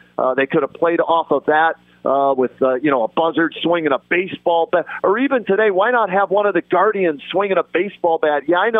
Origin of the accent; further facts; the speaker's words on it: Pittsburgh, Pennsylvania, United States; now in Cleveland, United States; I grew up in Pittsburgh, okay, a Penguins fan. I cover the Monsters on TV here in Cleveland